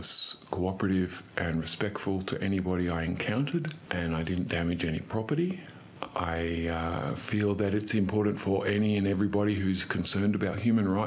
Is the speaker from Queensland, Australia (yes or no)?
yes; Cairns, Queensland, Australia; I'm from Cairns, or Gimoy area of North Queensland